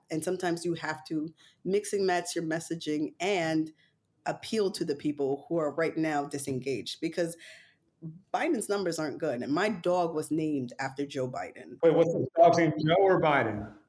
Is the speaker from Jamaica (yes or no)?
yes; Jamaica; And I am a Jamaican black woman, so I support Kamala